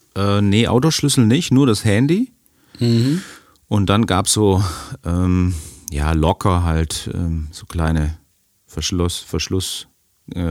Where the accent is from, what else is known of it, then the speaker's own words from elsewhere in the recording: Germany; als Deutscher